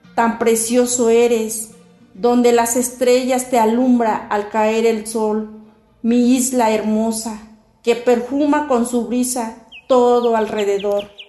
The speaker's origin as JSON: {"language": "Spanish", "town": "San José Independencia", "region": "Oaxaca", "country": "Mexico", "first_language": "Mazatec", "second_language": "Spanish", "said": "soy mazateca, municipio de San José Independencia, conocido como Cerro Campana"}